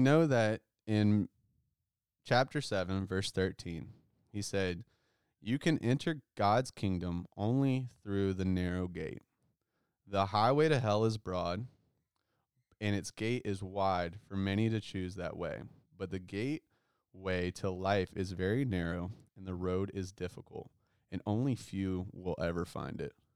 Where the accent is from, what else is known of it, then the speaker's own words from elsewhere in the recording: United States; as American Christians